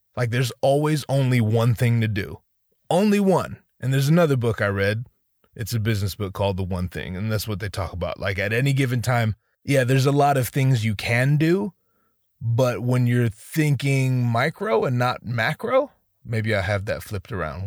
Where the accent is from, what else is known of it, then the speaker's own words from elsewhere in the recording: Northern California, United States; I didn't grow up in Southern California. I grew up in Northern California